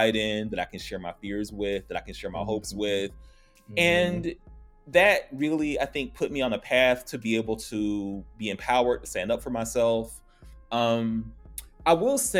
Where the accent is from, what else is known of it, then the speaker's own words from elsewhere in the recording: Atlanta, Georgia, United States; also born or lived in New York; I'm from Atlanta, Georgia.